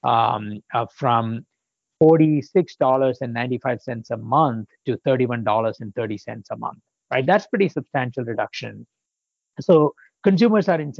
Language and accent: English; India; moved away as an adult; also born or lived in Poland / Illinois, United States; now in United States; I grew up in India